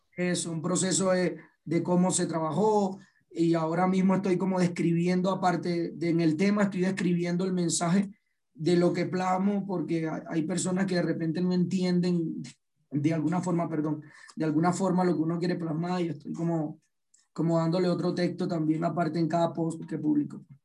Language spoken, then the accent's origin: Spanish; Punto Fijo, Falcón, Venezuela; Yo soy de Punto Fijo, Falcón